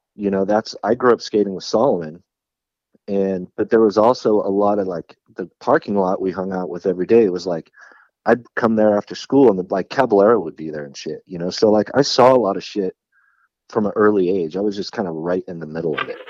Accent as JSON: {"language": "English", "town": "San Jose", "region": "California", "country": "United States", "tie": "born or raised there", "said": "growing up in San Jose, and there was a lot of local pride"}